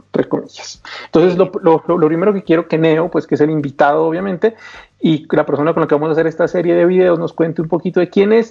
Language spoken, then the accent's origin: Spanish; Colombia; yo vivo en Colombia, soy de Colombia.